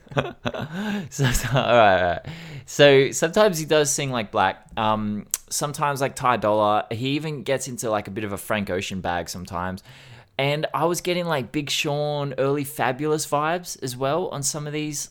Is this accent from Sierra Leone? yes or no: no; Australia; as an Australian